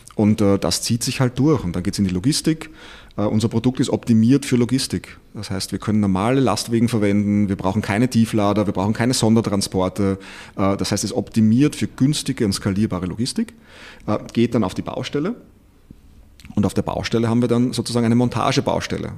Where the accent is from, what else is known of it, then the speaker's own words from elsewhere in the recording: Austria; moved away; ich bin Österreicher, äh, komme ein bisschen woanders her